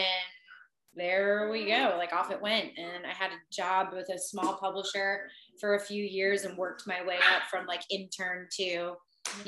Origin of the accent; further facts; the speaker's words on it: New Jersey, United States; moved away as an adult; also born or lived in Boston / Nashville; I am from New Jersey originally, born and raised